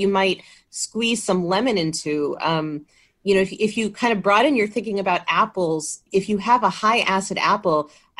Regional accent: Windsor, Connecticut, United States; now in Massachusetts, United States; I grew up there. I grew up in Windsor, Connecticut, and very fond of my home state

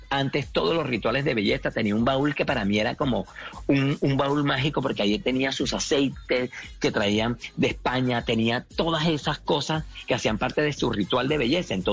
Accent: Mompox, Bolívar, Colombia; moved away; todo eso que viví en mi infancia en Monpox

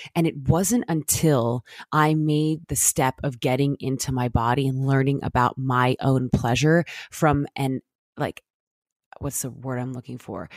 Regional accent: Jamaica; now in United States; growing up in Jamaica

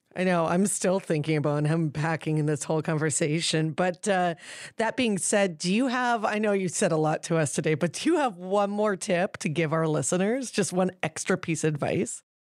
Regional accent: New Westminster, British Columbia, Canada; I grew up in Queen's Park in New Westminster

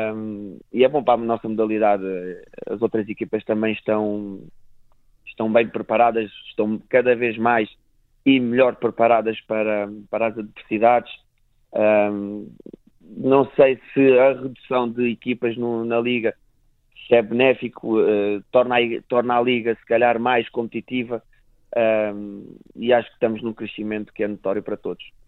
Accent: Portugal; enquanto portugueses

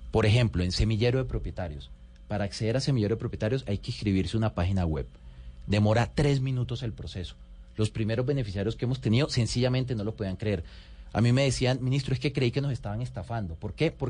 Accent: Riohacha, La Guajira, Colombia; born there; Yo soy de provincia, orgullosamente colombiano. Yo nací en La Guajira, yo nací en Riohacha.

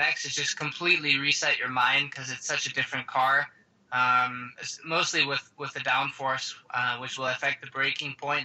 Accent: Seattle, Washington, United States; also born or lived in Denmark; we moved over to the States, living in Seattle now. Been living there since I moved

